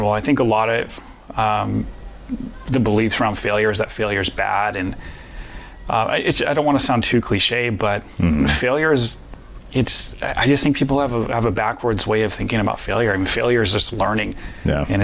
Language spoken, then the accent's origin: English; Midwest, United States; Well, growing up in the Midwest in general, I find that there's different values that people in the Midwest have